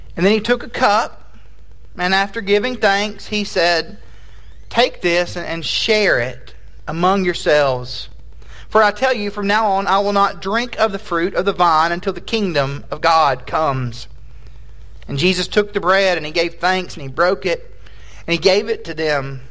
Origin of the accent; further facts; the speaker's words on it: Tennessee, United States; moved away as an adult; also born or lived in Fort Worth, Texas; now in Texas, United States; I am from Tennessee